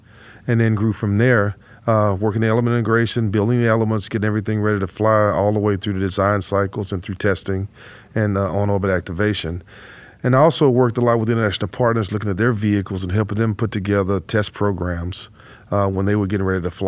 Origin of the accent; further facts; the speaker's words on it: Houston, Texas, United States; So I grew up right here in Houston, and I attended Rice University, have a double E degree from Rice University